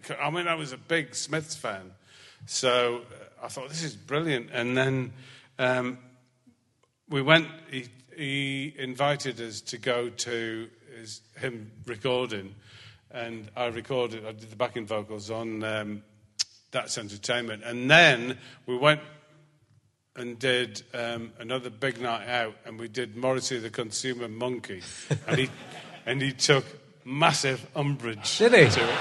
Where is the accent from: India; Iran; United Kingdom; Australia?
United Kingdom; Scotland; I mean, mind you, I'm Scottish.